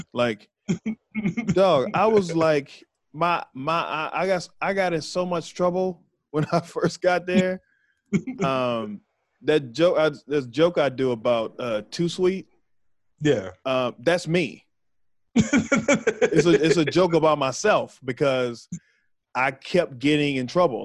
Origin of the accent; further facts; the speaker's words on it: Waco, Texas, United States; moved away as an adult; I'm from Waco. So I'm from right there